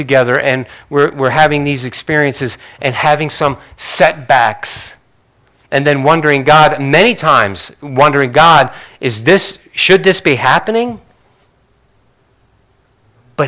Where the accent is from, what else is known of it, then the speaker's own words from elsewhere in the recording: Northeast, United States; growing up in the Northeast